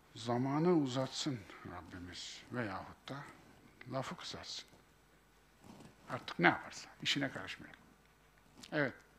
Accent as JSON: {"language": "Turkish", "region": "Kayseri Province", "country": "Turkey", "said": "bizim Kayseri İpek yolunun üzerindedir."}